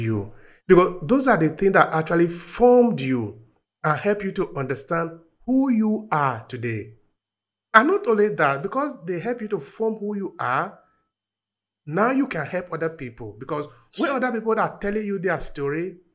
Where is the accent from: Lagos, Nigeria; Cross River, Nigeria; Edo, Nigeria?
Edo, Nigeria; Uromi; my village where I was born in Nigeria, in Uromi.